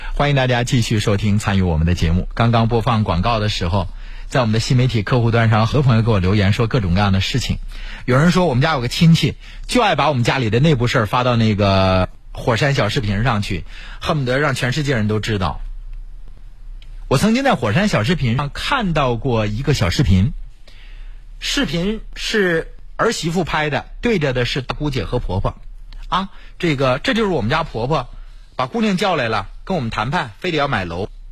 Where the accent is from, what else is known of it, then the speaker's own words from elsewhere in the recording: Mingshui, Heilongjiang, China; 我的老家明水